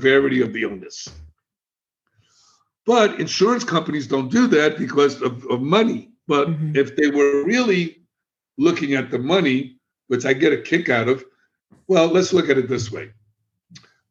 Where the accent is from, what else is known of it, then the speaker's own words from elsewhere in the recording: New York City, New York, United States; also born or lived in Miami; now in Florida, United States; I'm a kid from the South Bronx. I'm a street kid. I was in gangs.